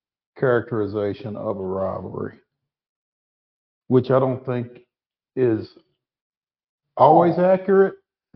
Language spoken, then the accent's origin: English; Minnesota, United States; moved away; I'm from Minnesota.